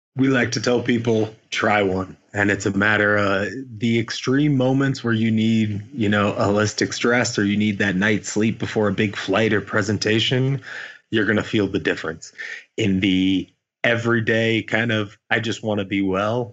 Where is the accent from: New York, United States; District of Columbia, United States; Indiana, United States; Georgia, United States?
Indiana, United States; moved away; Growing up in Indiana